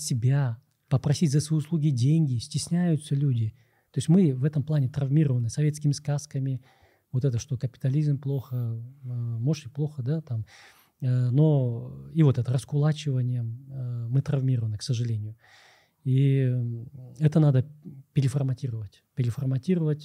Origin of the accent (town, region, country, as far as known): Kyrgyzstan